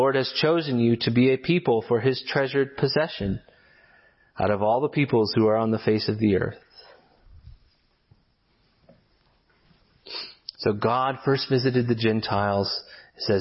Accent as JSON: {"language": "English", "country": "United States", "said": "our inclination as American individualists"}